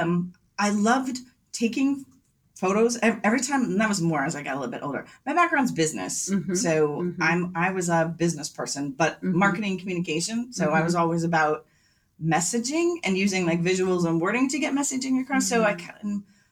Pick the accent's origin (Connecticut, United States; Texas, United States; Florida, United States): Connecticut, United States; also born or lived in Long Island, New York; now in Northampton, United States; I was born on Long Island, but moved to Connecticut. And so I am a New Englander